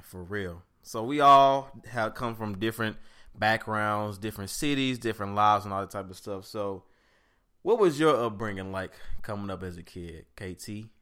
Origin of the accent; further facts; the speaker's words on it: St. Louis, Missouri, United States; I grew up in Saint Louis, Missouri, uh, Bill Ridge, Normandy District to be exact